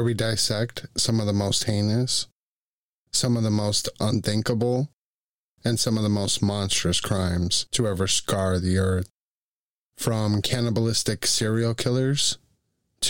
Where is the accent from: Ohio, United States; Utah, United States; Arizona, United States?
Arizona, United States; Tucson; moved away; Tucson is my hometown. That's where I'm originally from